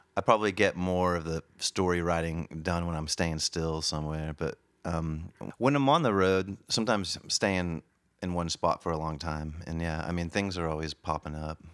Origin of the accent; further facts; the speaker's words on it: Oklahoma, United States; moved away as an adult; also born or lived in Kansas City / Wilmington, Delaware; Moved to Oklahoma when I was about six months old, and then we we got transferred out to Wilmington, Delaware. So I, I went to grade school for about four years in Delaware. Then we got transferred back to Oklahoma